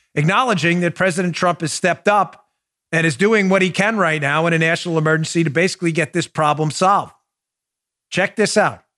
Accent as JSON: {"language": "English", "region": "New York", "country": "United States", "tie": "born or raised there", "moved": "yes", "said": "I was born in New York, grew up in New York"}